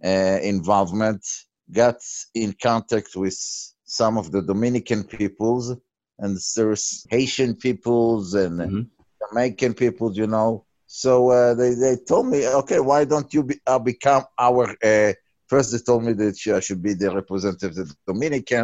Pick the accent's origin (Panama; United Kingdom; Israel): Israel; moved away; I'm originally from Israel